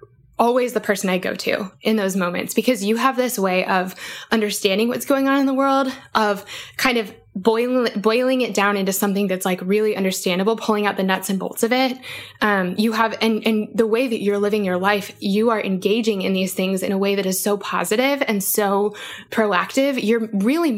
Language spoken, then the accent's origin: English; Aurora, Colorado, United States; I'm technically from Aurora, Colorado